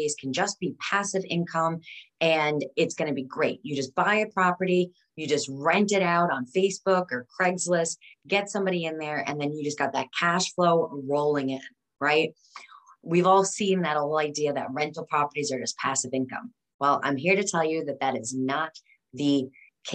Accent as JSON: {"language": "English", "area": "Westchester", "region": "New York", "country": "United States", "tie": "born or raised there", "said": "the house that I grew up in Westchester, New York"}